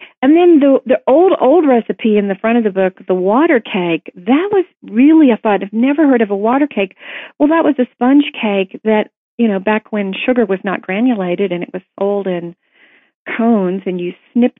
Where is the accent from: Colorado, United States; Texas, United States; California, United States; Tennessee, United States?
Tennessee, United States; I was not raised on it growing up in Tennessee